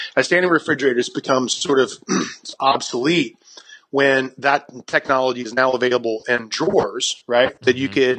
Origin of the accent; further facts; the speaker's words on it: South Carolina, United States; moved away as an adult; also born or lived in Brooklyn, New York; South Carolina is my home state. I grew up there